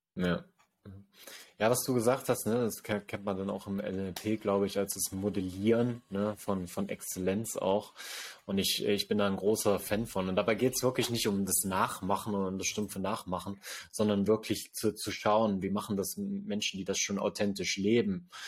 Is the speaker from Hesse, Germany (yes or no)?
no; Sangerhausen, Saxony-Anhalt, Germany; hier in Sangerhausen in meiner Heimatstadt